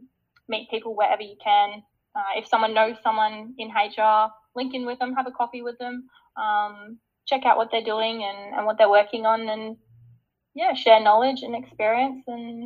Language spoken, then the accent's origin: English; Brisbane, Queensland, Australia; moved away as an adult; now in Melbourne, Australia; I'm from Brisbane, so I moved straight from Brisbane to Melbourne early day